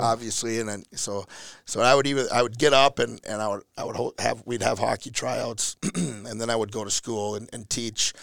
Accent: Elk River, Minnesota, United States; born and raised in Elk River

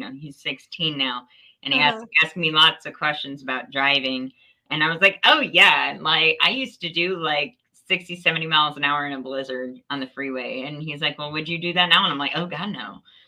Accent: Northeast Ohio, United States; I am in Northeast Ohio, small town, Ashtabula. I'm like right up on Lake Erie, born and raised in Northeast Ohio.

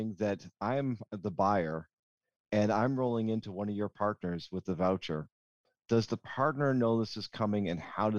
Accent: Boston, Massachusetts, United States; I'm Boston Irish

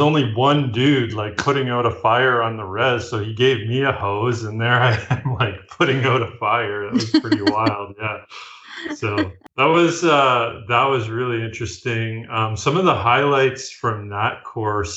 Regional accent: Leamington, Ontario, Canada; moved away as an adult; also born or lived in Vancouver, British Columbia / Arctic; now in Owen Sound, Canada; I'm originally from a town called Leamington, Ontario. It's the most southern point of Canada.

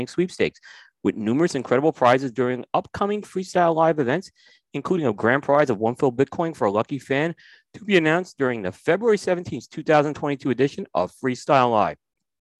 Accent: New York, United States; growing up in New York

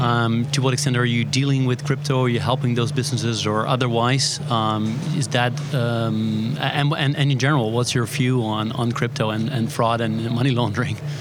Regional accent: Netherlands; We're live from Money 2020 in Amsterdam, my home country.

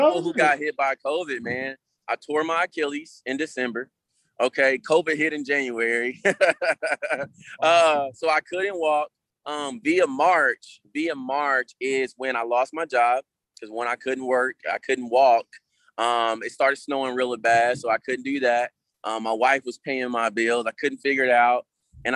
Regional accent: Kansas City, United States; I'm from Kansas City all the way around, man. Raised in one, born in the other

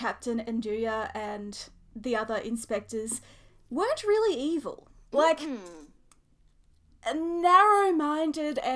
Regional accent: Australia; As an Australian

